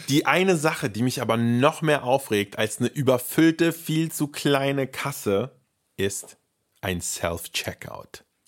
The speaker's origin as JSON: {"language": "German", "country": "Germany", "said": "bei uns in Deutschland"}